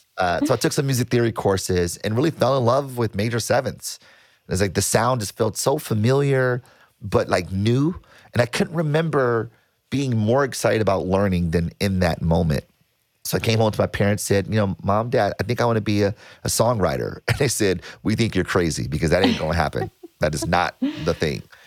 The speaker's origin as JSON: {"language": "English", "town": "Detroit", "region": "Michigan", "country": "United States", "tie": "born or raised there", "said": "I was born and raised in Detroit"}